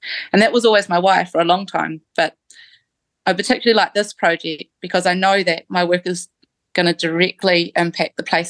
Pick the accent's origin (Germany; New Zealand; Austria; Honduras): New Zealand; Christchurch, Canterbury; now in Coromandel, New Zealand; I'm from Christchurch originally, and I miss the South Island.